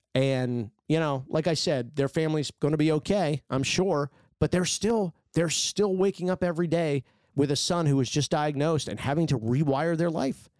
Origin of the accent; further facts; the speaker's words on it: United States; I grew up in Washington